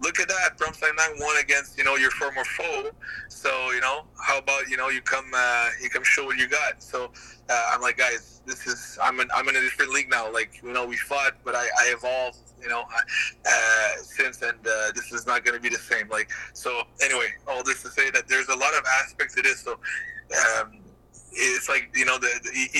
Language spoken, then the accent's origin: English; Gatineau, Quebec, Canada; this little guy from Gatineau, small town in Canada